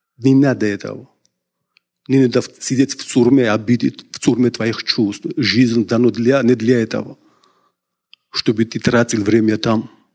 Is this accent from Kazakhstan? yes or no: no; Georgia; я из Грузии